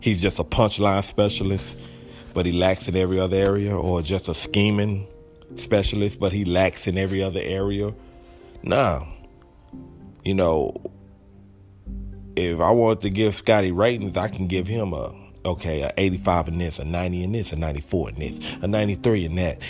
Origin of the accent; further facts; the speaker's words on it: Texas, United States; I'm from Texas